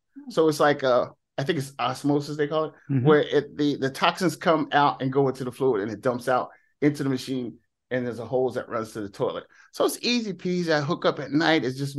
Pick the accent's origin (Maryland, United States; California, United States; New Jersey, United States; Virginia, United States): New Jersey, United States; I'm from Jersey, so hey, because of this.